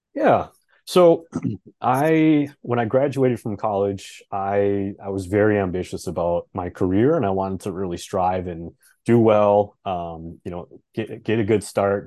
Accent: Fargo, North Dakota, United States; moved away as an adult; now in Minneapolis, United States; We've been in Fargo for a long time.

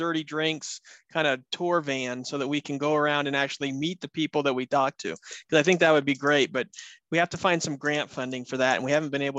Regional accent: United States; I'm an American

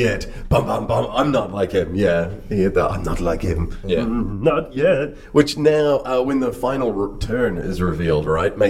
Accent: Cincinnati, Ohio, United States; accent: Midwest; Yes, I'm from Cincinnati.

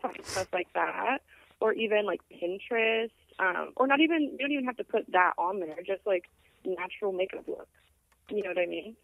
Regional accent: Phoenix, Arizona, United States; I'm from Phoenix

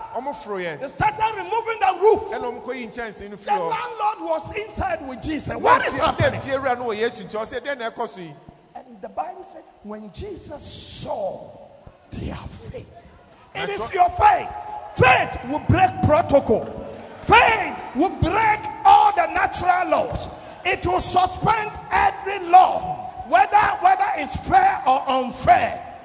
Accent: Nigeria; I came from Nigeria.

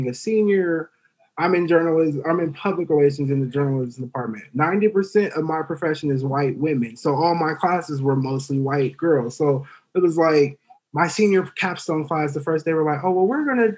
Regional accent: Oakland, California, United States; I'm from Oakland

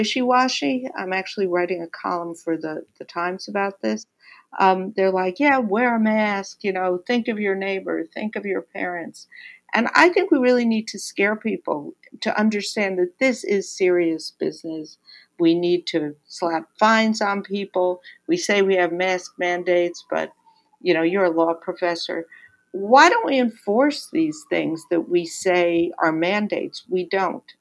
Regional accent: New York, United States; I'm a New Yorker

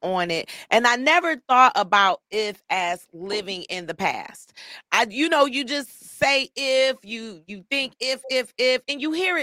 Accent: Detroit, Michigan, United States; I'm from Detroit

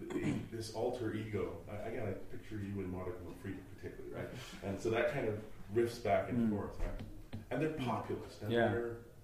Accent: Scotland, United Kingdom; moved away; I'm Scottish

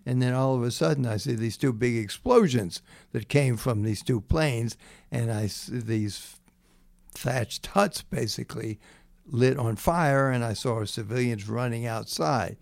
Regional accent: Jacksonville, Florida, United States; born or raised there; also born or lived in North Carolina

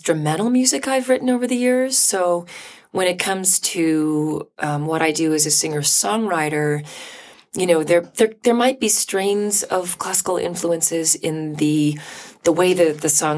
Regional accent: Vancouver, British Columbia, Canada; also born or lived in New York City; now in Toronto, Canada; I'm from Canada. Grew up in Vancouver

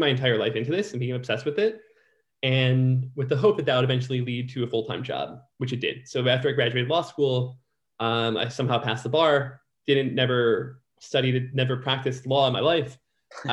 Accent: Detroit, Michigan, United States; also born or lived in New York; now in Los Angeles, United States; I'm from Detroit

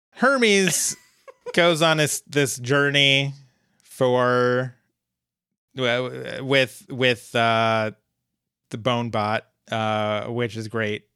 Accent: Fort Collins, Colorado, United States; Fort Collins, Colorado, my hometown

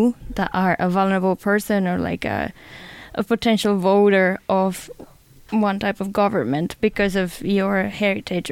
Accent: Spain; moved away; I'm from Spain

